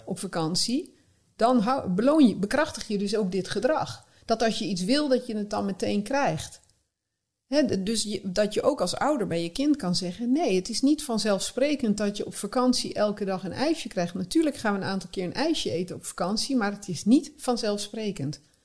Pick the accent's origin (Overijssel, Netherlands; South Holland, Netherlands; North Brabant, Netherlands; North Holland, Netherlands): North Brabant, Netherlands; born or raised there; moved away